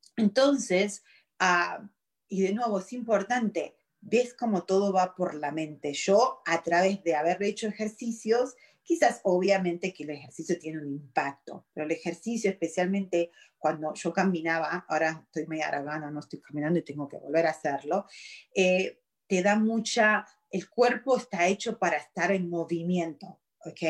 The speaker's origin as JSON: {"language": "Spanish", "country": "Argentina", "also_born_or_lived": "Virginia, United States", "moved": "yes", "lives_now": "United States", "said": "soy originalmente de Argentina, vine de Argentina acá, wow, hace 26 años"}